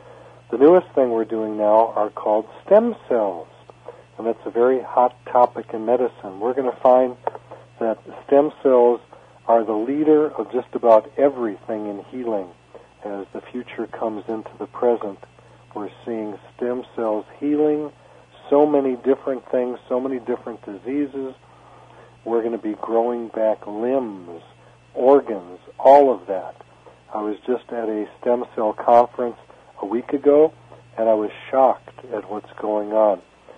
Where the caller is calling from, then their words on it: Waikiki, Hawaii, United States; I'm calling from Aloha Land and at Waikiki, and I'm looking out at the ocean and Diamond Head